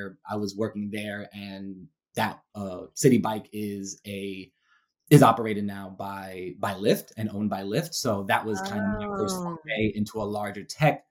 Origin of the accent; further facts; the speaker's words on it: New York City, New York, United States; moved away as an adult; now in Ohio, United States; I currently reside in Ohio, but I'm a born and raised Brooklynite. I grew up in Brooklyn, New York